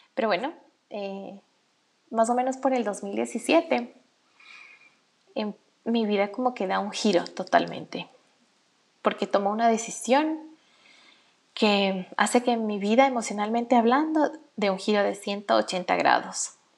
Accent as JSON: {"language": "Spanish", "country": "Ecuador", "said": "en mi país, en Ecuador"}